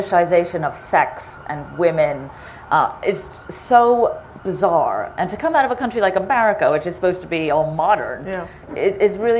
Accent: United States; accent: American; I am American

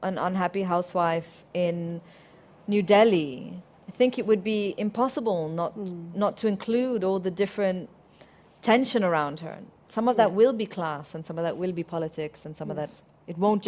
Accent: Syria; moved away; I grew up in Syria.

